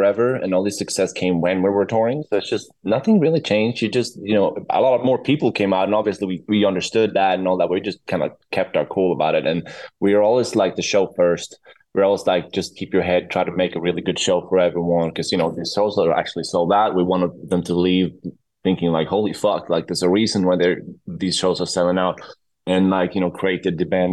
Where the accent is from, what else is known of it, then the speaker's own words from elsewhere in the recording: Sweden; moved away as an adult; now in Los Angeles, United States; I'm from Sweden. My roots are in Sweden.